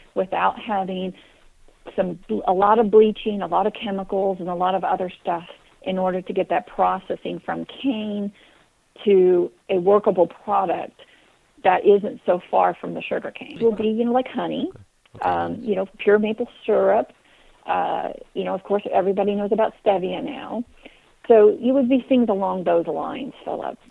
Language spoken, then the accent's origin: English; Kansas, United States; moved away; also born or lived in Texas; I grew up in Kansas, although I'm a Texas girl